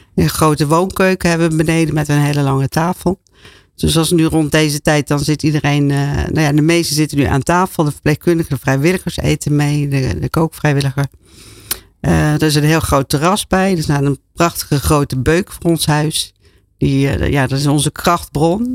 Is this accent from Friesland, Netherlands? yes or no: no; Roermond, Limburg, Netherlands; Ik ben opgegroeid in eh, Roermond, in Midden-Limburg, als jongste van een groot gezin.